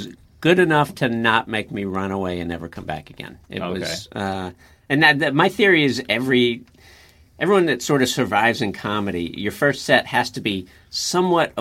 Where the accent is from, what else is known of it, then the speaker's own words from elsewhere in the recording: Virginia, United States; moved away as an adult; also born or lived in Las Vegas, Nevada / Texas / Austin, Texas; I grew up in Virginia